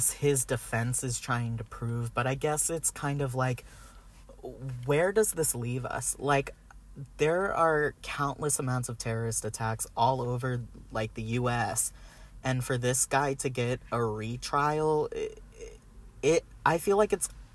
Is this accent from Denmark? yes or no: no; Maryland, United States; moved away; I'm from Maryland